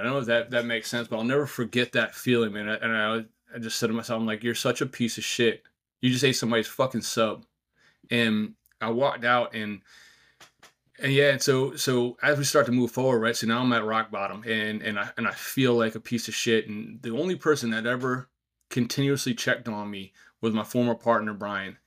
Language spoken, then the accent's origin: English; outside of New York City, United States; also born or lived in Virginia Beach; now in New Hampshire, United States; growing up outside of New York City